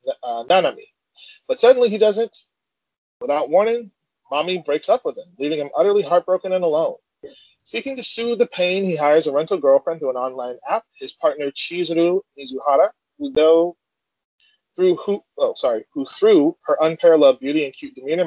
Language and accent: English; United States; I am from the States.